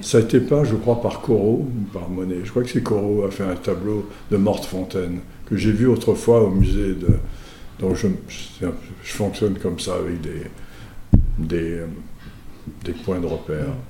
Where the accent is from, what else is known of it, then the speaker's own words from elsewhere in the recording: Mauritius; je suis mauricien, donc euh, étant mauricien